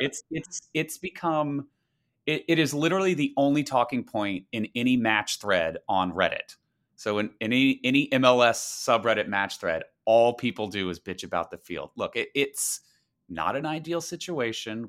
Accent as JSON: {"language": "English", "region": "the South", "country": "United States", "tie": "born or raised there", "moved": "yes", "said": "growing up in the South, it was all football all the time"}